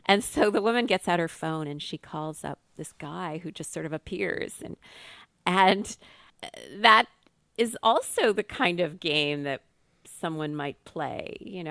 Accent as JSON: {"language": "English", "town": "Ottawa", "region": "Ontario", "country": "Canada", "tie": "born or raised there", "said": "I had, you know, done math contests growing up in Ottawa"}